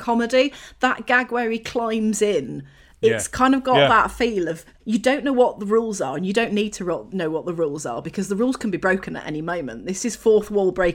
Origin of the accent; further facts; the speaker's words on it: Yorkshire and the Humber, United Kingdom; as a Yorkshire woman